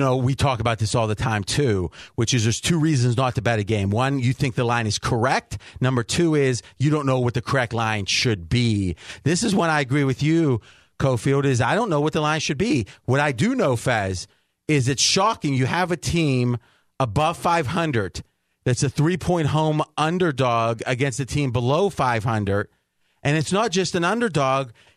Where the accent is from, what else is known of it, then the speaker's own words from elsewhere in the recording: Ohio, United States; moved away as an adult; now in Las Vegas, United States; Where I grew up in Ohio, right around Pittsburgh, right an hour from Pittsburgh